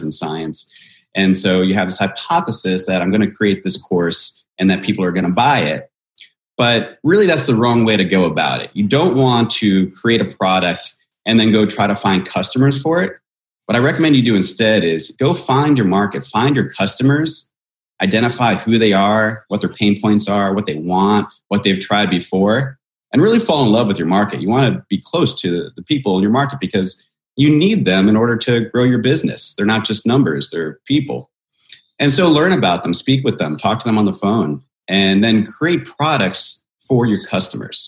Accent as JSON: {"language": "English", "region": "Virginia", "country": "United States", "tie": "born or raised there", "moved": "yes", "lives_now": "Southern California, United States", "said": "I grew up in Virginia"}